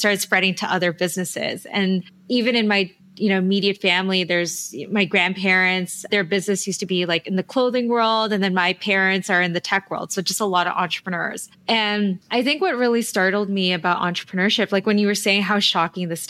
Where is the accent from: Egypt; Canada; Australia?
Canada; Toronto, Ontario; also born or lived in Manila, Philippines; I grew up here in Toronto